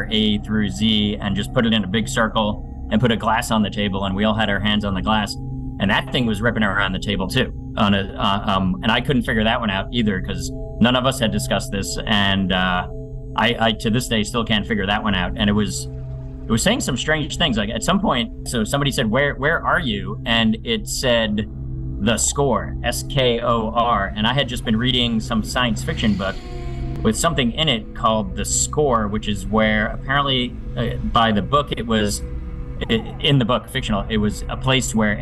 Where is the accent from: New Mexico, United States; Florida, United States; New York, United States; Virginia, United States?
New York, United States; Long Island; I'm from the New York area out on Long Island. And grew up near the Amityville Horror House. So I was on the north shore